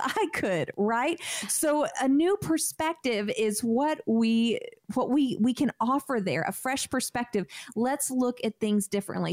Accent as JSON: {"language": "English", "region": "California", "country": "United States", "tie": "born or raised there", "moved": "yes", "said": "I grew up in California"}